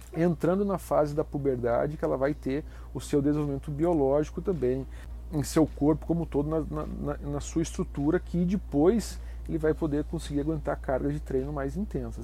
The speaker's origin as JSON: {"language": "Portuguese", "town": "Curitiba", "region": "Paraná", "country": "Brazil", "tie": "born or raised there", "moved": "yes", "lives_now": "Santa Catarina, Brazil", "said": "Eu sou de Curitiba, tive uma iniciação esportiva bastante uh, versátil, vivia no clube com meu, meus irmãos e amigos"}